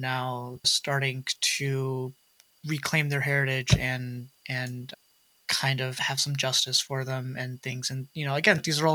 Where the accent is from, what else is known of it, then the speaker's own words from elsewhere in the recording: Dearborn, Michigan, United States; Dearborn, where I grew up in Michigan